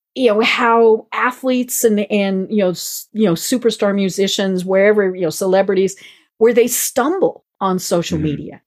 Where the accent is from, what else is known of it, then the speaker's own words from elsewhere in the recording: Colorado, United States; now in Atlanta, United States; I'm I'm I'm from Colorado